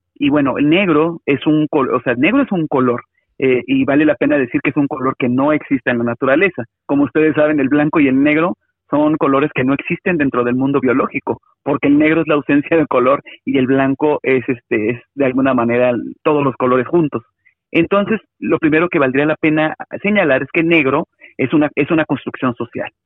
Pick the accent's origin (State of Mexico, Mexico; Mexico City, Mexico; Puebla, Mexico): Mexico City, Mexico; soy este un afromexicano de la Ciudad de México